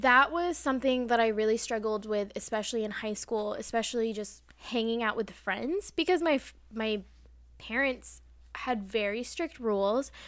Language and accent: English; United States; accent: American; I'm not British, an American accent